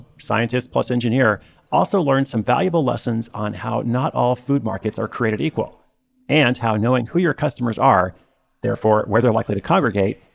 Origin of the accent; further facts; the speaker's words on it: Portland, Oregon, United States; my hometown, Portland, Oregon